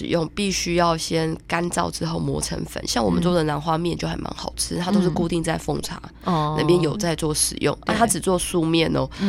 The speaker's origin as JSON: {"language": "Chinese", "country": "Taiwan", "said": "我们台湾人不是只会种花"}